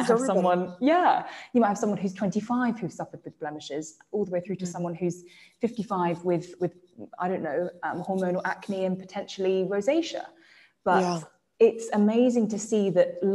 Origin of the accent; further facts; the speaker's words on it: England, United Kingdom; accent: English; that's my English accent coming out